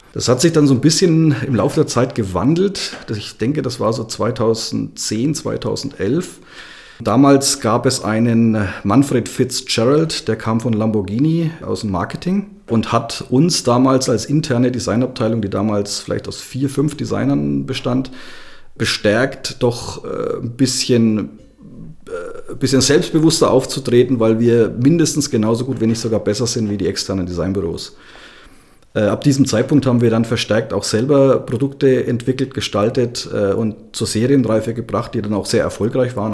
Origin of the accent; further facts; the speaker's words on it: Upper Franconia, Bavaria, Germany; ich ja ein mehr oder weniger gebürtiger Oberfranke bin